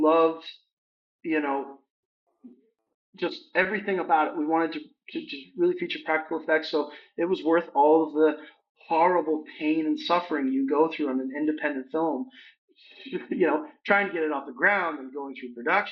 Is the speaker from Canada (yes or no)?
yes; London, Ontario, Canada; my hometown of London, Ontario, Canada.